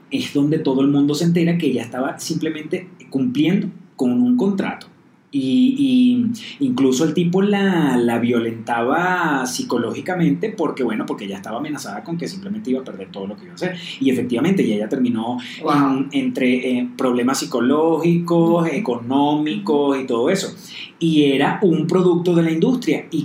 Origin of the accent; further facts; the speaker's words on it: Venezuela; moved away; uno como venezolano